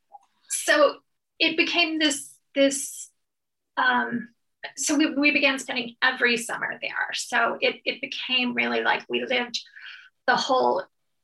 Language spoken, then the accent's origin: English; Michigan, United States; moved away as an adult; also born or lived in London / The Hague / Boyne City, Michigan; now in Bethesda, United States; I grew up in Michigan